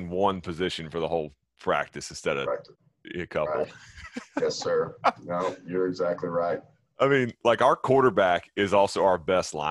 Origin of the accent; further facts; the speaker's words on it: Texas, United States; moved away as an adult; I am, yes, sir. First 34 years of my life there.